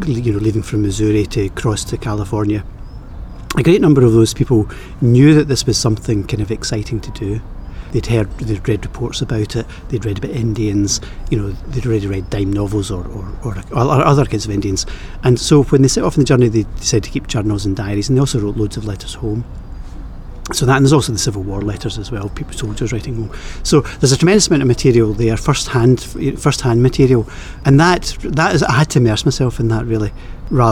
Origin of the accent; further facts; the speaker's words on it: Clydebank, Scotland, United Kingdom; I am Scottish, I'm from Clydebank